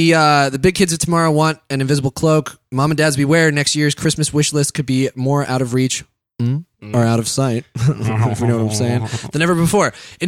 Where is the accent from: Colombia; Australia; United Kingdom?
United Kingdom; England; I'm actually English, and I still do a terrible fake English accent just because it's funnier.